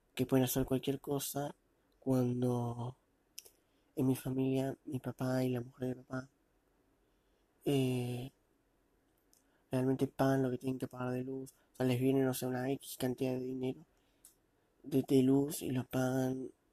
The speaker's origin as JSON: {"language": "Spanish", "country": "Argentina", "tie": "born or raised there", "said": "Nací aquí y sigo viviendo."}